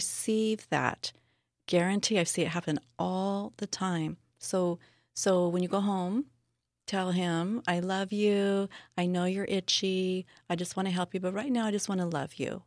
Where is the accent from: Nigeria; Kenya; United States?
United States; Southern California; also born or lived in Hawaii; now in San Diego, United States; I was born and raised in Southern California